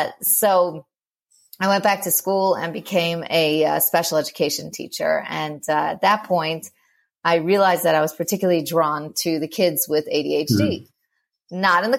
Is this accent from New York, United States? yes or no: yes; New York, United States; moved away as an adult; also born or lived in Moscow, Russia; now in Israel; I'm from New York, and we lived in Moscow for a couple of years and now in Israel.